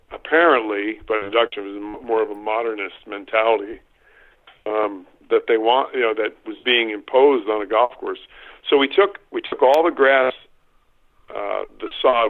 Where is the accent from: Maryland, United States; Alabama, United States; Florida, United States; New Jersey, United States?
New Jersey, United States; West Caldwell; I grew up in northern New Jersey, and by Providence, I was I was born and raised in West Call, New Jersey